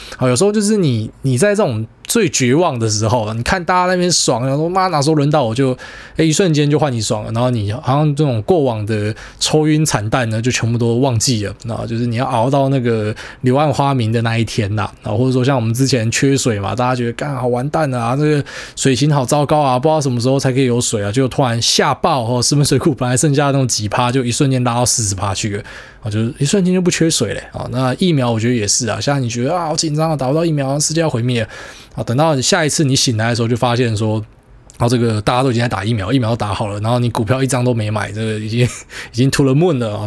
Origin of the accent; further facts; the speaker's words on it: Taiwan; 还好我们台湾人是呃。